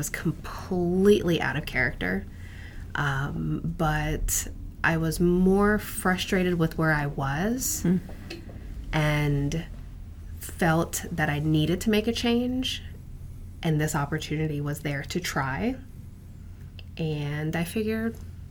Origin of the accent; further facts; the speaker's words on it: Virginia, United States; I am an Army brat, so I grew up on military bases throughout the country. But we settled in Northern Virginia, and once my dad retired and we settled up here, just never felt the need to leave.